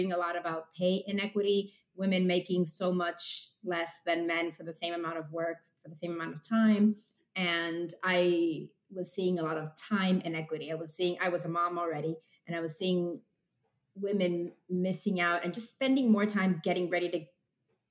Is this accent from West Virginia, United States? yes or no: no; Miami, Florida, United States; moved away as an adult; also born or lived in Amherst, Massachusetts / Philadelphia, Pennsylvania / New York; now in Marblehead, United States; I'm from Miami